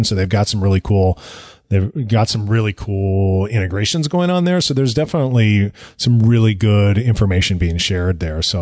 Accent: United States; we're Americans. We're very American centric

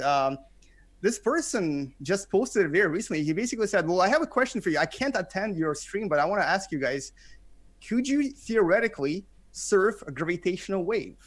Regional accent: Canada; English is a second language; moved away as an adult; now in South Korea; I am a Canadian, I live in, in South Korea. I've been here since two thousand seven

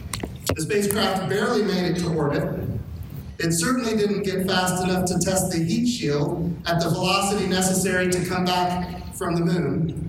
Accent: Arlington, Texas, United States; I grew up in Arlington, Texas, between Dallas and Fort Worth.

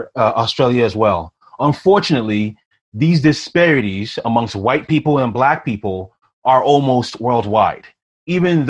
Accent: Ghana; now in Canada; I'm from Ghana originally

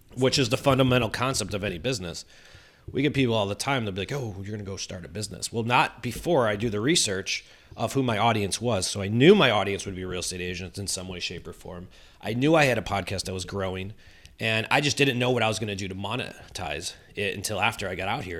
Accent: Chicago, Illinois, United States; born and raised in Chicago

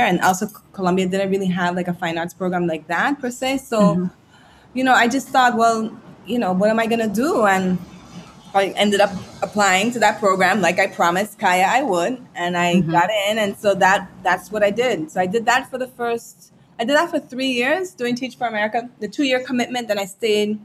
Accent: U.S. Virgin Islands; also born or lived in Tobago, Trinidad and Tobago / St. Thomas, U.S. Virgin Islands / New York; I moved to St. Croix when I was seven. So I really feel myself more to be a Crujan than anything else, because it's where my most formative years have been

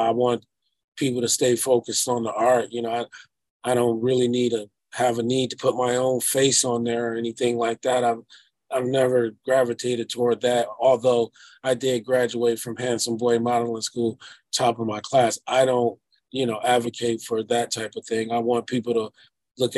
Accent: Detroit, Michigan, United States; I am from Detroit

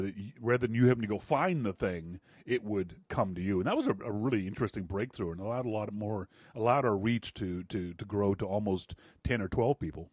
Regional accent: Canada; moved away as an adult; also born or lived in Vancouver, Canada; now in Nashville, United States; I'm really obnoxious for a Canadian

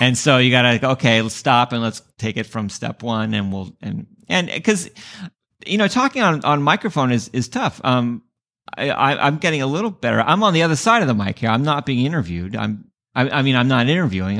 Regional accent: San Diego, California, United States; moved away; also born or lived in Bay Area, California; I grew up in San Diego

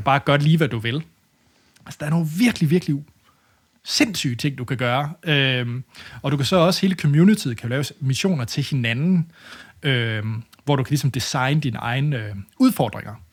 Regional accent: Denmark; som dansker

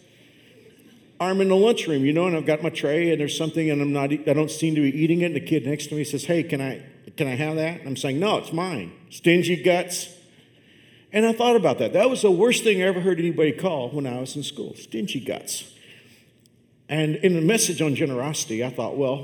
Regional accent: Fort Worth, Texas, United States; I grew up on the southeast side of Fort Worth

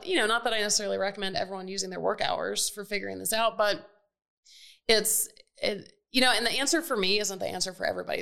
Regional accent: Atlanta, Georgia, United States; I grew up in Atlanta, where we are

